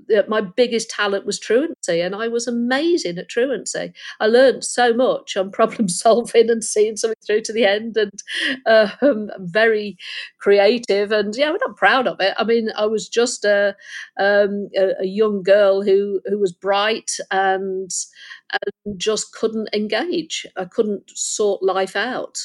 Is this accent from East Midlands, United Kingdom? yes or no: yes; Lincolnshire near Skegness, East Midlands, United Kingdom; moved away; I was born in Lincolnshire near Skegness, and my my mother left when I was six